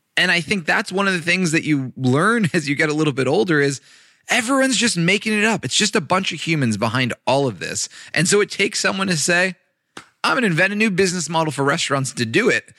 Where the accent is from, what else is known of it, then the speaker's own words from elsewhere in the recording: Los Angeles, California, United States; I grew up in Los Angeles